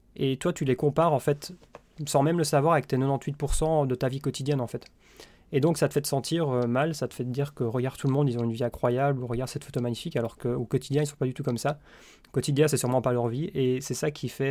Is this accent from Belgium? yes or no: yes; Belgium; je suis belge